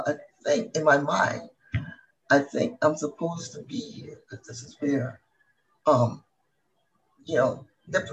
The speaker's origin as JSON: {"language": "English", "country": "Barbados", "tie": "born or raised there", "moved": "yes", "lives_now": "United States", "said": "when I grew up in Barbados, my family belonged to the top 1%"}